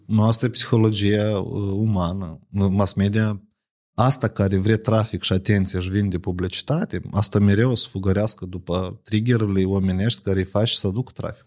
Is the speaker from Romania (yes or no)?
no; Moldova; Eu sunt moldovean.